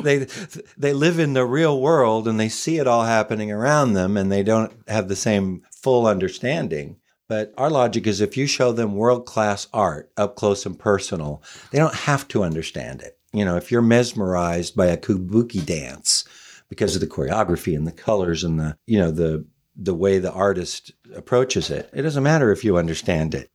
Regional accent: Oklahoma, United States; moved away as an adult; now in Los Angeles, United States; I was from Oklahoma, so I came out here to be an actor

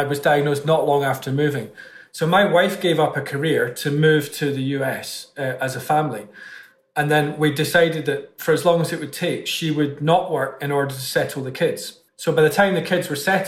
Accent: Scotland, United Kingdom; being Scottish

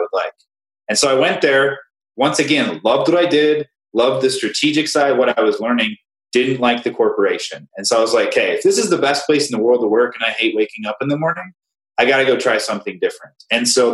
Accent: Cheyenne, Wyoming, United States; I grew up in Cheyenne, Wyoming, tiny little place, middle of nowhere

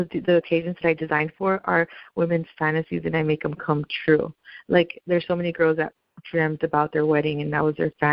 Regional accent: United States; I'm a Latina girl, but I'm an American girl, so I was born in the U.S.

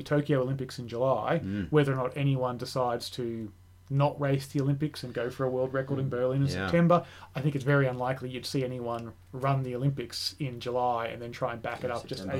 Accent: Australia; as an Australian

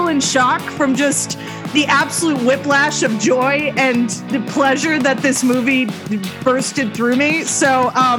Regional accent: Texas, United States; I grew up in Texas

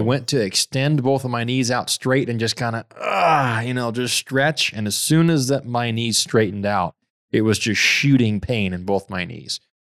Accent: Fiji; moved away; growing up in Fiji, I, I was barefoot all the time

